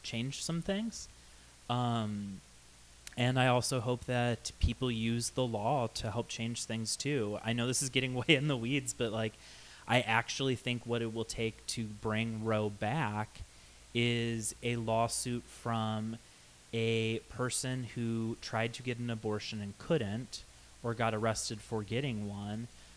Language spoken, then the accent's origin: English; Ohio, United States; born or raised there; now in Arizona, United States